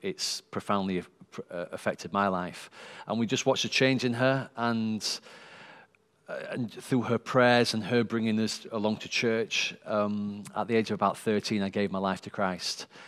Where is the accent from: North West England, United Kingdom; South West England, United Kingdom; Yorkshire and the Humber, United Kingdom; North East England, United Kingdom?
Yorkshire and the Humber, United Kingdom; Sheffield; born and bred in Sheffield